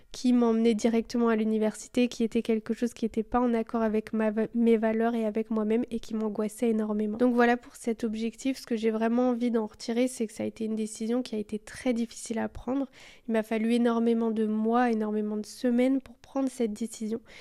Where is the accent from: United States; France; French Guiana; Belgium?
Belgium; je suis belge